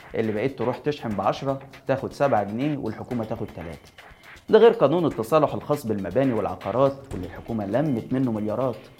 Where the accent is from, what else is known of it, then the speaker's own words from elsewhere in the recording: Egypt; علينا كمصريين